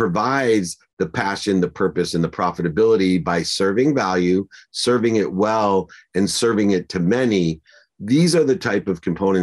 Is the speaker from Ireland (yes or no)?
no; Akron, Ohio, United States; I was born in Akron, Ohio